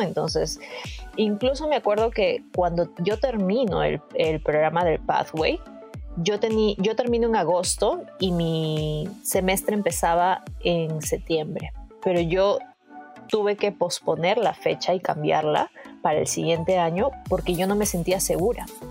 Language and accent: Spanish; Peru; moved away as an adult; now in Toronto, Canada; en mi país